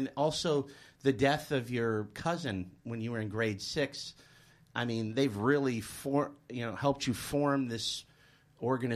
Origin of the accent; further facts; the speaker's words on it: United States; now in Australia; As an American